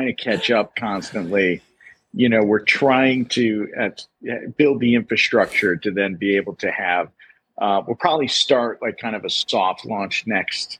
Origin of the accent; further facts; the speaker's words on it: Connecticut, United States; moved away as an adult; also born or lived in Nicaragua; I'm from Connecticut.